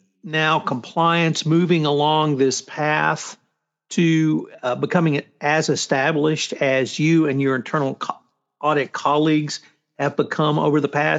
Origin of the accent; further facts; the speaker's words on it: Houston, Texas, United States; I'm from Houston